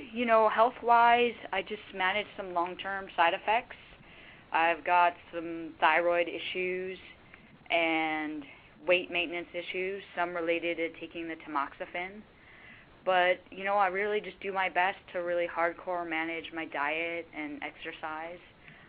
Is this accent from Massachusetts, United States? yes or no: yes; Boston, Massachusetts, United States; Because I grew up in Boston.